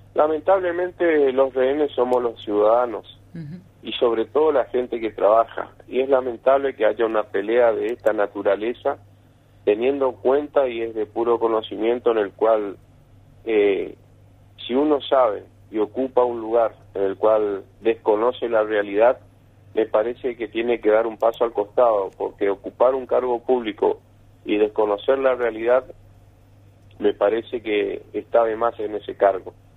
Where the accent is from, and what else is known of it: Argentina